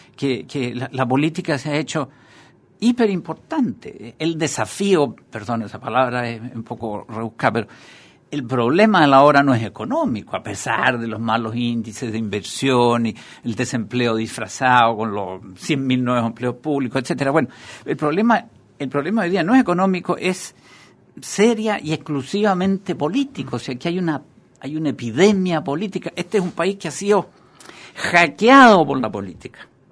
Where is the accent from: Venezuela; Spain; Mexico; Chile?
Chile; tenemos como sociedad chilena